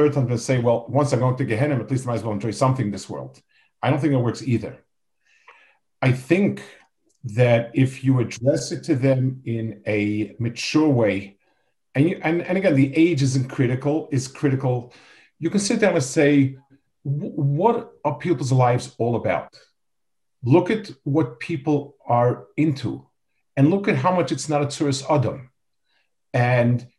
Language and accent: English; New York City, New York, United States; I grew up in Lower East Side.